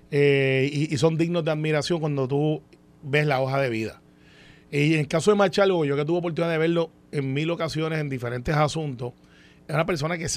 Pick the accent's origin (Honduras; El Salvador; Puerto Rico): Puerto Rico; yo soy como muchos puertorriqueños